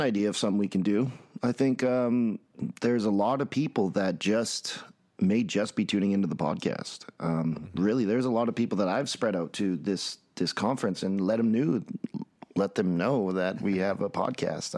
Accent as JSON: {"language": "English", "town": "Red Deer", "region": "Alberta", "country": "Canada", "said": "I'm from Red Deer, Alberta, Canada, and I run a float center"}